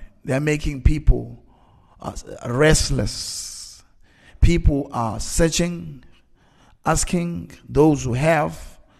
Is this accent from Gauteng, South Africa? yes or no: no; Eastern Cape, South Africa; I grew up in the time where 1980s, there was apartheid, and we grew up in Transkei. In Transkei, we were the poorest.